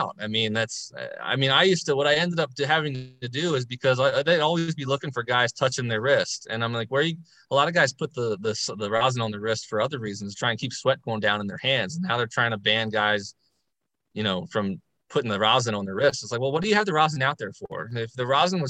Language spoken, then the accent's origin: English; Baltimore, Maryland, United States; play for my hometown team